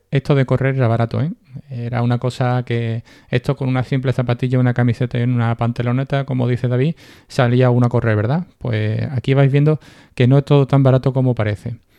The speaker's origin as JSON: {"language": "Spanish", "town": "Seville", "region": "Andalusia", "country": "Spain", "said": "yo soy de Sevilla"}